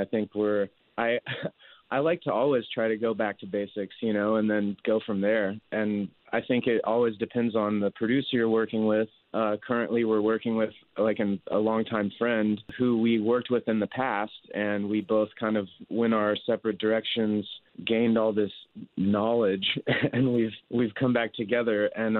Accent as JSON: {"language": "English", "area": "Kansas or Oklahoma", "region": "Midwest", "country": "United States", "tie": "born or raised there", "said": "Colin and I are both from the Midwest, so we were kind of speaking from our experience growing up in Kansas and Oklahoma."}